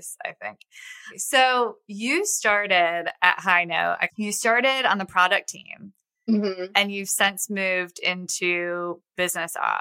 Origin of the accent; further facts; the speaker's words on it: Buffalo, New York, United States; now in Nashville, United States; I grew up in Buffalo